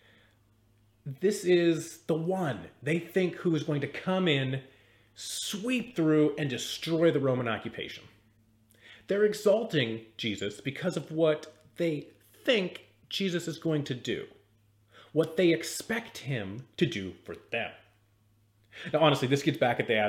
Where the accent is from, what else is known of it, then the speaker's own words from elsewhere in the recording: Seattle, Washington, United States; I grew up in the Seattle area in the 90s.